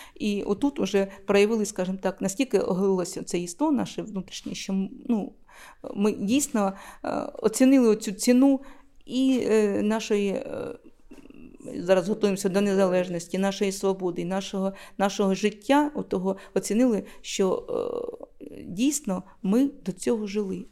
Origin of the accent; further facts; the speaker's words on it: Luhansk, Luhansk Oblast, Ukraine; now in Shevchenkove, Ukraine; я сама з Луганська, хлопці, я сама звідти родом